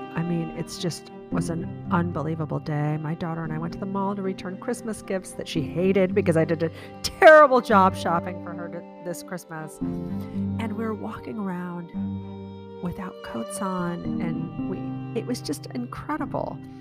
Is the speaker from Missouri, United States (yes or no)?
no; Chicago, Illinois, United States; moved away as an adult; also born or lived in Prague / San Francisco; now in Virginia, United States; I'm a Chicagoan. That's where I grew up